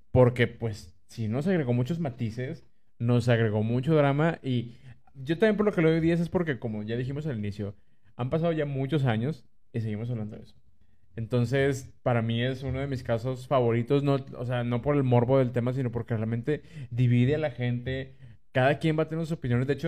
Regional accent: Monterrey, Nuevo León, Mexico; si usted es regio, también díganos, yo soy regio y lo viví así, lo viví igual que ustedes.

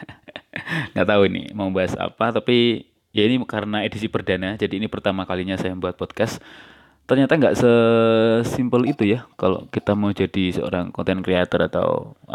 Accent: Java, Indonesia; accent: Javanese (medok); aksen bahasa aksen suara saya yang kelihatan medok ya yang nggak apa-apa gitu itu memang karena dari sononya nggak seperti ini dan saya tidak ada keinginan untuk merubah gitu

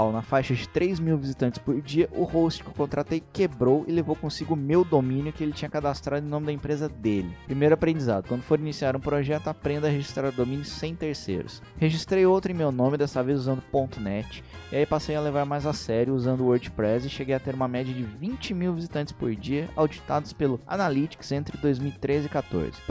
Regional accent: Recife, Pernambuco, Brazil; Nasci, cresci e moro em Recife, graças a Deus.

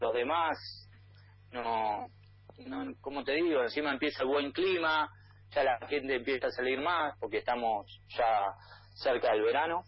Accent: Argentina; accent: Argentine; moved away as an adult; also born or lived in Spain; now in Columbus, United States; ya hablo, hablo, argentino, la tonada no se pierde nunca

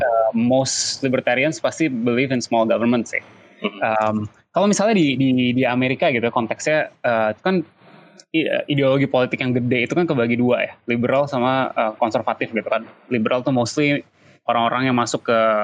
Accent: Indonesia; gue tinggal di Indonesia

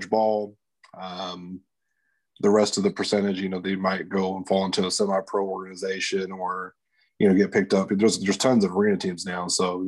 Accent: Lubbock, Texas, United States; I'm from Lubbock, you know, Texas Tech

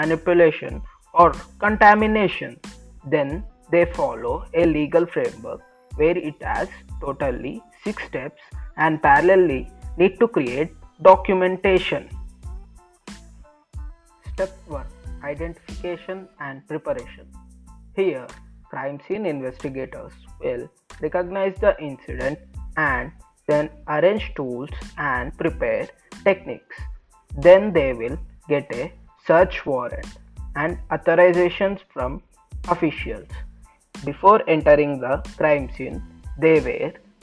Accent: Hyderabad, Telangana, India; I'm from Hyderabad, Telangana, where I was born and brought up.

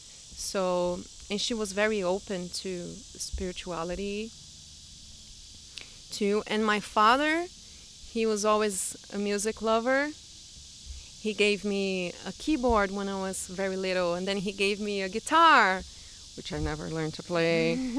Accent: Brazil; first language Portuguese; English is a second language; now in United States; … is the way I've been introducing myself around here since I came to the U.S., because I'm from Brazil. And I just love being identified with this name too, …, because it means moon in Portuguese.

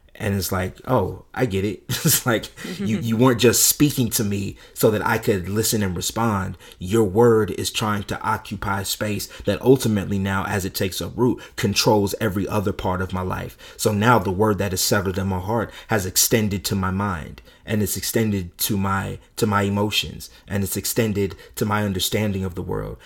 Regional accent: California, United States; growing up in California

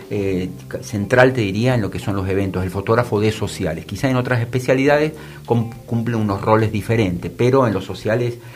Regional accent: Salta, Argentina; Yo soy salteña.

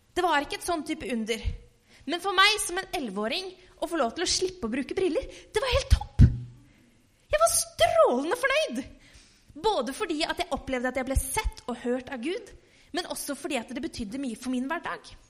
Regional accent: Halden, Østfold, Norway; hjemme i Halden

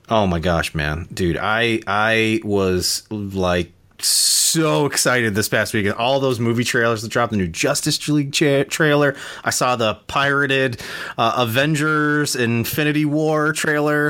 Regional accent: United States; I'm American. I only speak one, Mar- uh, one language

